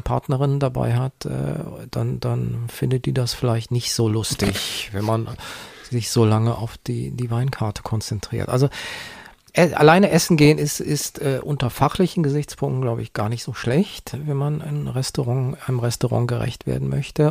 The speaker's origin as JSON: {"language": "German", "area": "Bergisches Land", "region": "North Rhine-Westphalia", "country": "Germany", "tie": "born or raised there", "said": "im Bergischen Land, wo ich aufgewachsen bin"}